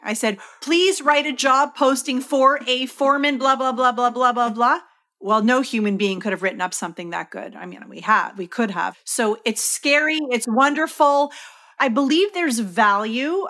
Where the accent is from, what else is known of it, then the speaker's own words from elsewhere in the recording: Canada; I'm from Canada